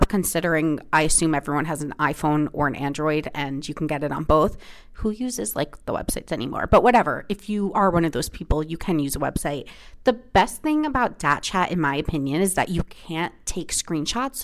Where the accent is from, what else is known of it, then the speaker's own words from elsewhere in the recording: New Jersey, United States; moved away; I take you home to New Jersey with me for Thanksgiving, do some random footage with my family, with like in my hometown